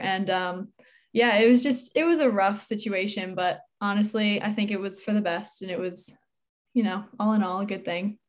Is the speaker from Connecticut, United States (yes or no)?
yes; Newtown, Connecticut, United States; I'm from Newtown, Connecticut, and I'm eighteen